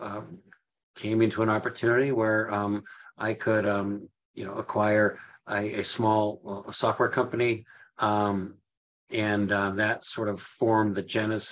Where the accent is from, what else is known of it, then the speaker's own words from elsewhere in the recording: Western Massachusetts, United States; also born or lived in Indiana; I was actually born in Indiana. And also growing up, you know, so I grew up from age 7 on. Yes, I grew up in Massachusetts, but it was Western Mass.